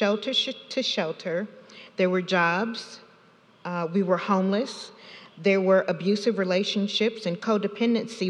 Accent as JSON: {"language": "English", "region": "South Carolina", "country": "United States", "tie": "born or raised there", "also_born_or_lived": "Anchorage, Alaska", "said": "We came back to South Carolina 3 years after my birth"}